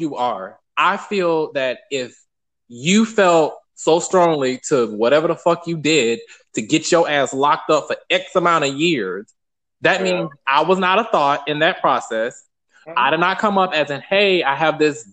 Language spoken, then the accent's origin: English; Atlanta, Georgia, United States; I'm from Southside Atlanta